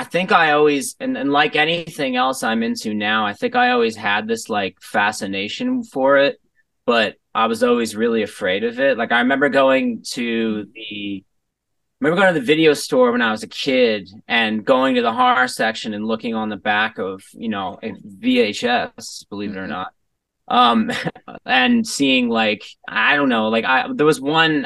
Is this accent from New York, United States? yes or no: yes; New York, United States; also born or lived in Los Angeles; I grew up in New York my whole life. I'm an East Coaster, like from the heart, thoroughly.